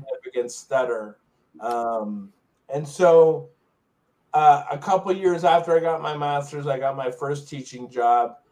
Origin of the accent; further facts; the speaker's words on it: Long Island, New York, United States; I grew up in Long Island, New York